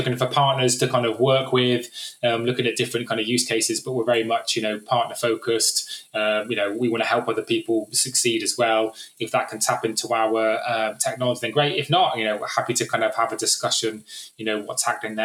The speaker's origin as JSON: {"language": "English", "area": "West Country", "region": "South West England", "country": "United Kingdom", "said": "I was from the West Country"}